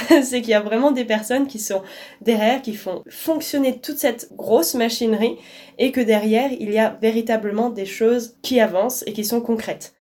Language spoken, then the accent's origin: French; Alsace, Grand Est, France; Moi, je viens d'Alsace